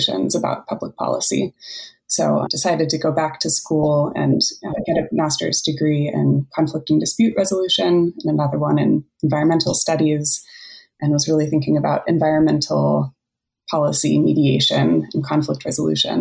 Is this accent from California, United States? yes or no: yes; San Francisco Bay Area, California, United States; born or raised there; moved away as an adult; now in Springfield, Oregon, United States